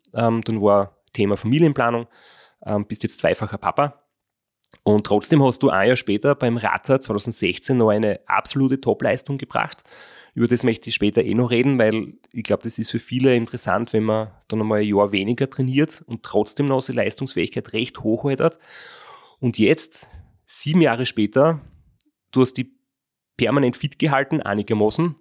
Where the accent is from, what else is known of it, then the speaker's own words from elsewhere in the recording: Graz, Styria, Austria; wir sind alle aus Graz